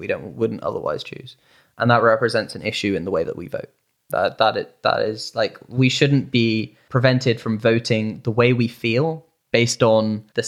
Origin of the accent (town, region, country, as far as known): United Kingdom; now in United States